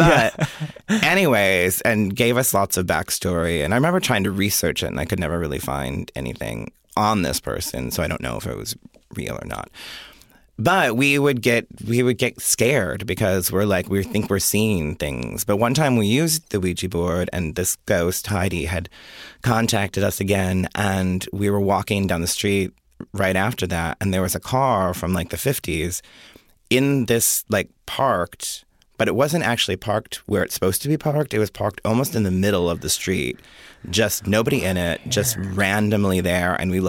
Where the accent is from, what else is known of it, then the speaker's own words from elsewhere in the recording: Jamestown, New York, United States; born there; also born or lived in Rochester, New York; I was born in Jamestown, New York, and then I became gay in Rochester, New York.